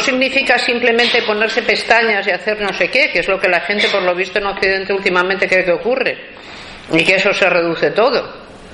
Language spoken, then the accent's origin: Spanish; Spain; en mi país el aborto está totalmente prohibido